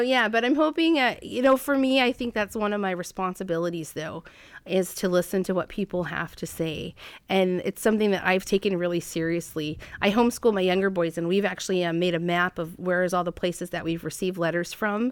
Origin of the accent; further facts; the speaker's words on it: Fairbanks, Alaska, United States; now in Juneau, United States; I grew up in Alaska, born and raised in Fairbanks